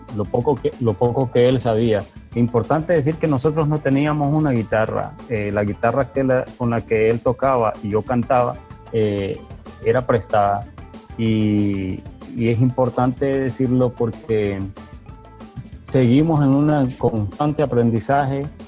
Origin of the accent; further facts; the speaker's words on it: El Salvador; also born or lived in Nicaragua; yo nací en Nicaragua y mis padres se volvieron de regreso a El Salvador durante el proceso de, paz en el 91 y vine a conocer acá. Así que me, eh, me fui formando en el Bajo Lempa